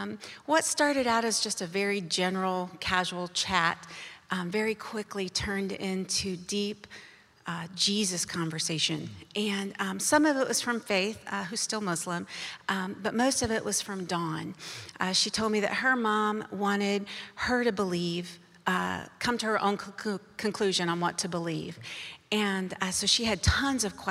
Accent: United States; I was born in America to a Christian family

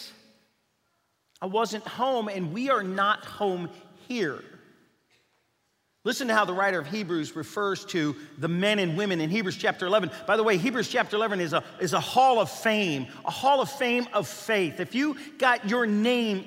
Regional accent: Bellevue, Kentucky, United States; moved away; I was born and raised in Bellevue, Kentucky.

